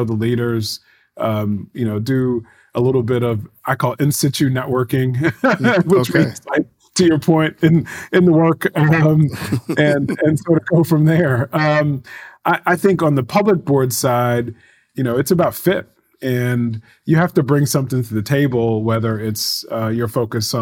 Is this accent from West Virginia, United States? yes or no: no; Baltimore, Maryland, United States; growing up in Baltimore